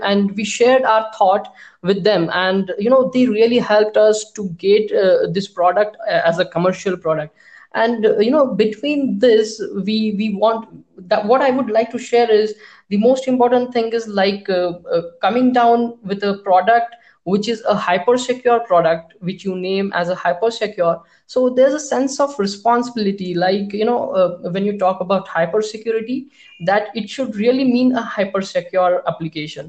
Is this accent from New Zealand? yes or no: no; India; being an Indian developers and being an Indian company